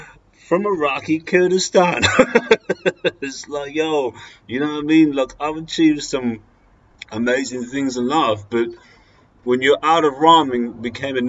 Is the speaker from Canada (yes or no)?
no; Australia; as a white male growing up in Australia